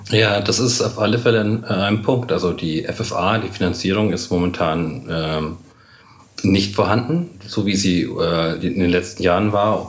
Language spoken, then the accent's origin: German; Munich, Bavaria, Germany; Bei uns in München gibt es die Kammerspiele